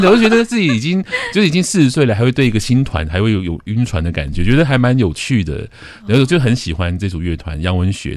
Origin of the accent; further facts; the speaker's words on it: Taiwan; 我们台湾